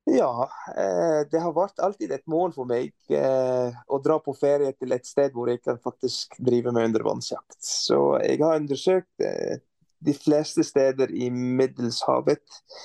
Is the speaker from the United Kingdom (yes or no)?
no; Beirut, Lebanon; Norwegian is a second language; moved away as an adult; also born or lived in Stavanger; now in Norway; som libaneser, matlaging er en del av